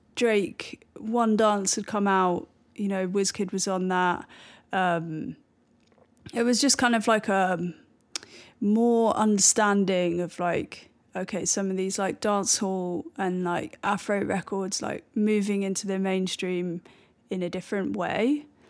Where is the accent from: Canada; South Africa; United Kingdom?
United Kingdom; Bristol, South West England; moved away; also born or lived in London / New York; growing up in Bristol